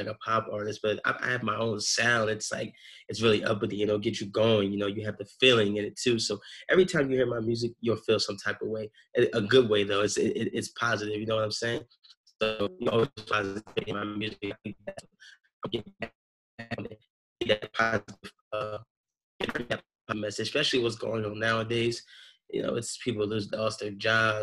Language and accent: English; Philadelphia, Pennsylvania, United States; I'm originally from Philly. You know, they call it the city of brotherly love. I grew up in like a Baptist church